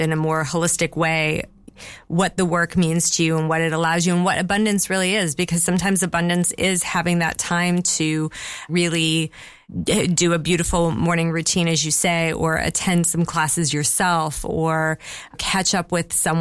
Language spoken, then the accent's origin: English; United States; now in Bath, United Kingdom; I'm American